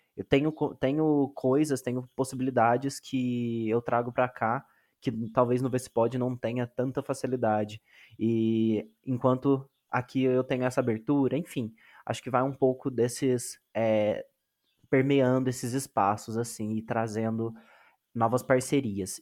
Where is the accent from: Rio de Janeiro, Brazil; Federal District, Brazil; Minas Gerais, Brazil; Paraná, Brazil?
Minas Gerais, Brazil; eu sou de Minas Gerais, né, sou do Sudeste, mas sou de Minas Gerais